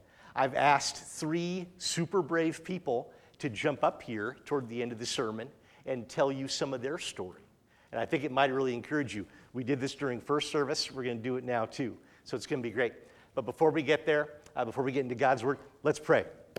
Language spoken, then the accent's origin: English; Oregon, United States; also born or lived in San Luis Obispo, California; I was born in 1970 in San Luis Obispo, California, kind of central California coast. My dad was going to Cal Poly for college in those days to be an engineer. And then my folks made the next kind of move or change in the family storyline when they moved us to Oregon when I was four.